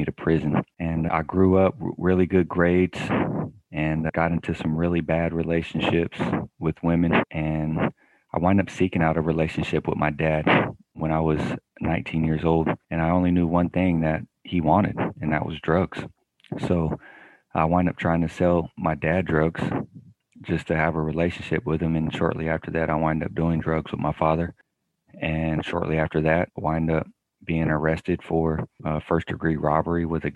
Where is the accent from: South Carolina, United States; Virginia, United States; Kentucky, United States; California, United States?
California, United States; Sacramento; I am born and raised in Sacramento, California.